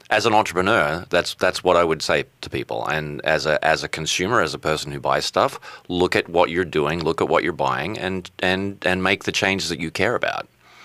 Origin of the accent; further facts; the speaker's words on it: Australia; accent: Australian; My Australian accent is hello, Hibar.